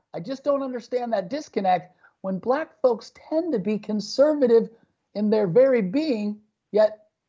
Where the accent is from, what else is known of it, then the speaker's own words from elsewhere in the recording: St. Louis, Missouri, United States; As somebody who grew up very average, I grew up in St. Louis.